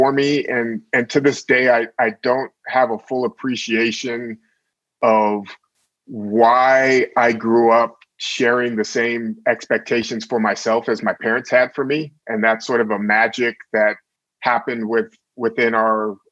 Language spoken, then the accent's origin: English; Sacramento, California, United States; moved away; also born or lived in Oakland, California / New York City; grew up a lot in Sacramento